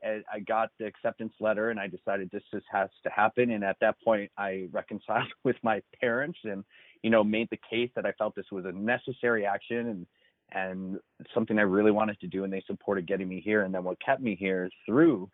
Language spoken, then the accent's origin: English; Detroit, Michigan, United States; moved away as an adult; now in New York, United States; I grew up in Detroit